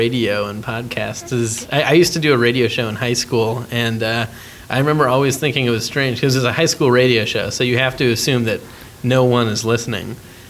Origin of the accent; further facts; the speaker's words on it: Wilmette, Illinois, United States; I'm from Wilmette, a suburb of Chicago.